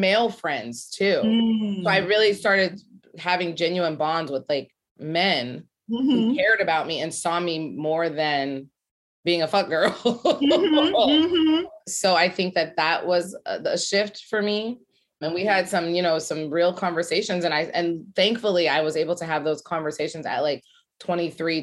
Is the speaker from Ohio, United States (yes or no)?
yes; Ohio, United States; moved away as an adult; now in New York City, United States; I'm from Ohio. I went to Ohio State, which was a shock for me